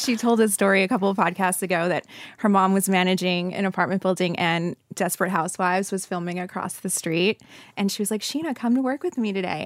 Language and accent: English; New Jersey, United States; moved away; my home state of New Jersey